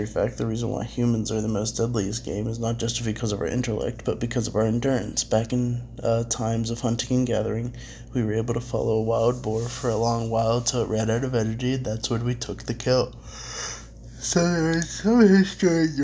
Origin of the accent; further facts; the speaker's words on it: United States; as an American